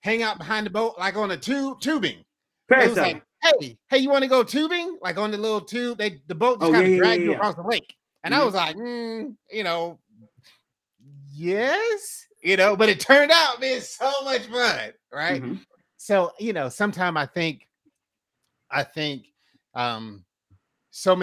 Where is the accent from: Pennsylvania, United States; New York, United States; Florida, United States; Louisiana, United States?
Florida, United States; Fort Myers; I'm originally from Fort Myers